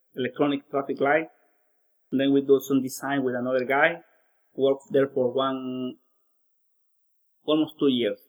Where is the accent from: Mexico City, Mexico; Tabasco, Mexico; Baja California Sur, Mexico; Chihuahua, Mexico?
Tabasco, Mexico; Cárdenas; English is a second language; moved away as an adult; also born or lived in Mérida, Yucatán, Mexico; now in Xiamen, China; My hometown is called Cárdenas, Tabasco